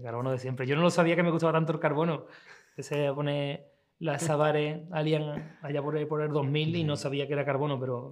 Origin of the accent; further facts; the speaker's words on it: Seville, Andalusia, Spain; nací yo aquí, nací en Sevilla, pero vivo ahí, aquí a, 7, o ocho calles.